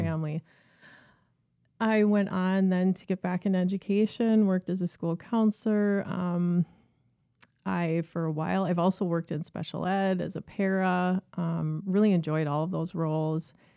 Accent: Minneapolis, Minnesota, United States; also born or lived in St. Cloud; I grew up in North Minneapolis, um, lived my entire life there until I went away to college

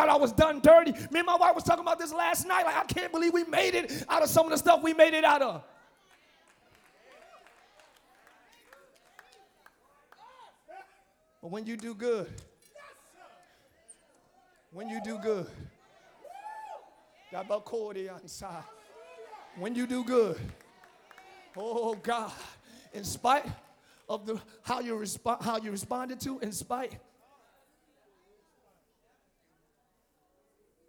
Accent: Camden, New Jersey, United States; I'm from Camden, New Jersey.

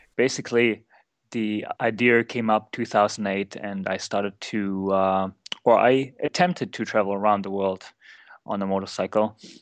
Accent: East Germany, Germany; I grew up in East Germany

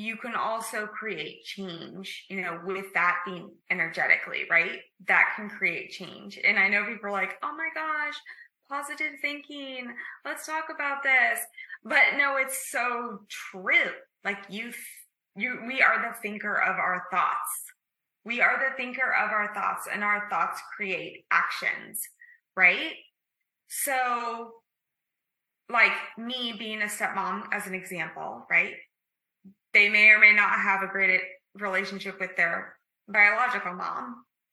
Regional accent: Midwest, United States; as a young child growing up in the Midwest

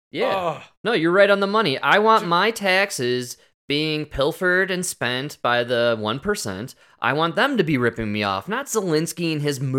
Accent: Arlington Heights, Illinois, United States; I'm from Arlington Heights

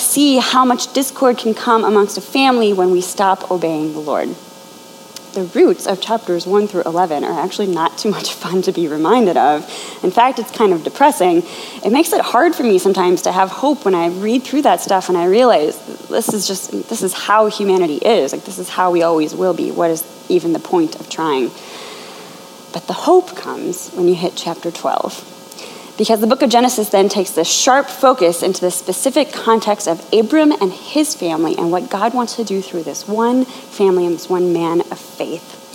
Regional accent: Chicago, Illinois, United States; moved away as an adult; also born or lived in Indianapolis; now in New York, United States; I'm originally from the Chicagoland area

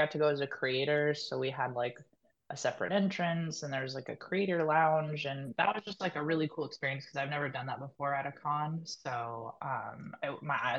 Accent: Northern California, United States; also born or lived in Washington; now in Southern California, United States; technically I'm from Northern California, so I moved to Southern California, but I'm back in California because I was in Washington

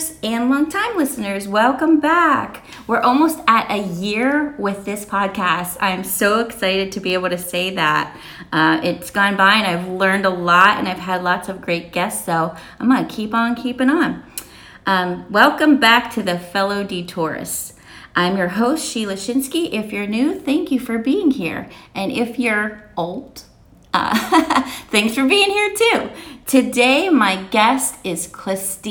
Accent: Pittsburgh, Pennsylvania, United States; accent: Pittsburgh; moved away; also born or lived in Kentucky; I'm from Pittsburgh, which there's definitely a Pittsburgh accent

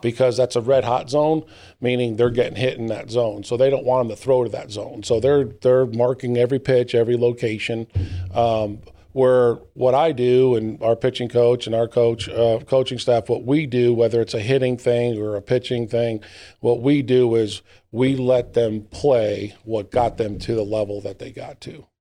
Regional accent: New Britain, Connecticut, United States; moved away as an adult; now in Gastonia, United States; my hometown or close to my hometown in New Britain, Connecticut

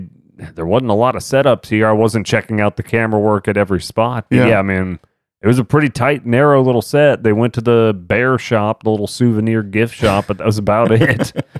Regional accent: Texas, United States; I'm from Texas in the suburbs.

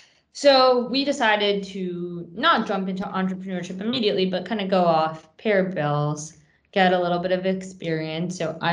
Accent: Paris, Île-de-France, France; also born or lived in Long Island, United States; now in United States; So I grew up on Long Island, attended Barnard College, and I met Anam at Barnard. I'm originally from France, from Paris, but I came to the U.S. to attend college, essentially.

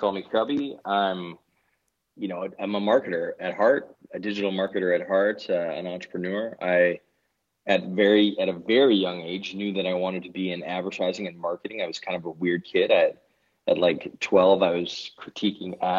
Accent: Canada; moved away as an adult; now in Denmark; I'm Canadian originally

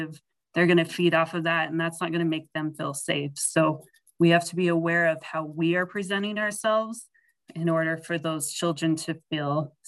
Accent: Sheridan, Wyoming, United States; I'm from Sheridan, and I teach at Holy Name Catholic School here.

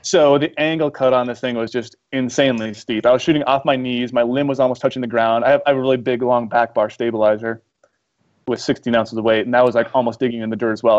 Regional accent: Midwest, United States; moved away as an adult; also born or lived in Missoula, Montana; I grew up in the Midwest, so I'm used to hunting whitetails when I was, you know, in high school

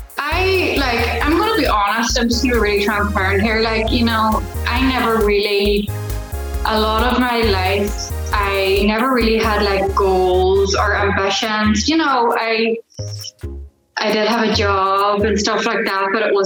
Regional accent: Ireland; I'm from Ireland, and I am an accountability coach

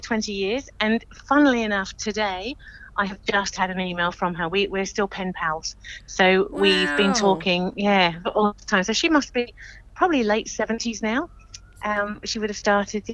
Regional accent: England, United Kingdom; moved away as an adult; also born or lived in Mornington Peninsula, Victoria, Australia; now in Australia; I come from England, trained in the UK back in the late 80s, came over to Oz in 2000

